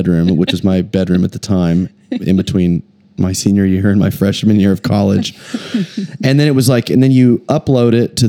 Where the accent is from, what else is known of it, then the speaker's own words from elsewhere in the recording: Oklahoma City, Oklahoma, United States; we're in my hometown, our hometown, Oklahoma City, because so much of it I think has been, just that I've chosen to come home in 2007, which is when I moved back.